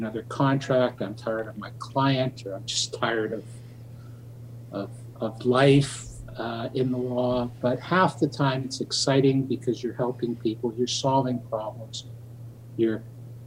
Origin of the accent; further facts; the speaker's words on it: Winnipeg, Manitoba, Canada; moved away as an adult; now in Toronto, Canada; I grew up in Winnipeg. I was born and raised there. I moved to Toronto in 1976 to go to law school